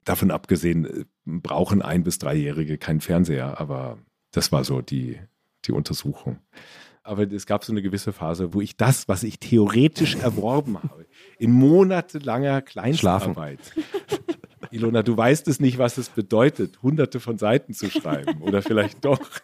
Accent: Stadtallendorf, Hesse, Germany; also born or lived in Marburg; now in Ammersee, Germany; Wir hatten bei uns in Stadt Allendorf so einen kleinen Dorfladen

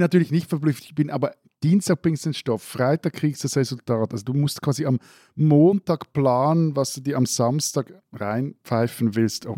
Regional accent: Switzerland

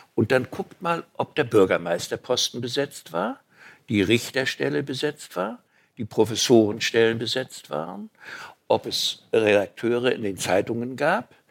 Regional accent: Mecklenburg-Vorpommern, Germany; Erstens bin ich Mecklenburger

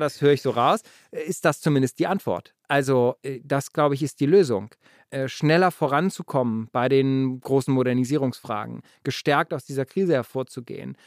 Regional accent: Germany; wir als Deutsche von Russland

